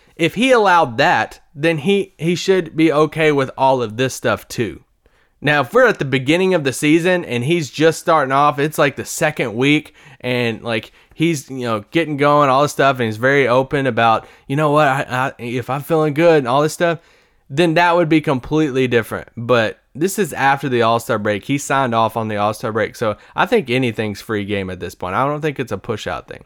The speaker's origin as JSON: {"language": "English", "region": "Kentucky", "country": "United States", "also_born_or_lived": "Louisville, Kentucky", "said": "I'm from Kentucky, and I lived in Louisville for a while"}